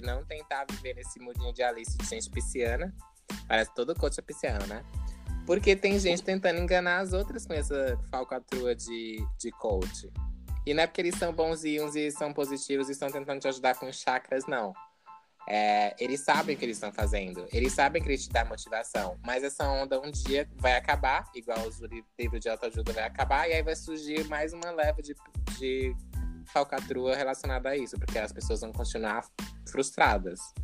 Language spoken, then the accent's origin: Portuguese; Piauí, Brazil; moved away as an adult; now in Australia; eu nasci no meio do mato, no Piauí. É, é estudei em escola pública